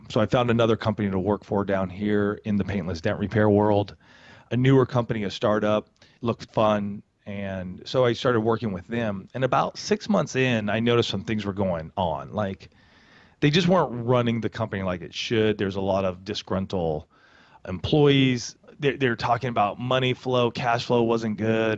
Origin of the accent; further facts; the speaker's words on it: Banning, California, United States; also born or lived in Boulder, Colorado / Poway, California; In a small town called Banning, thirty minutes west of Palm Springs here in Southern California.